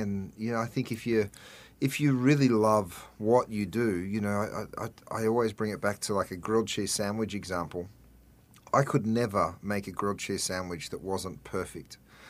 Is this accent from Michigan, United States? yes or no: yes; Detroit, Michigan, United States; Yeah, but I'm actually from Detroit. I just put the accent on.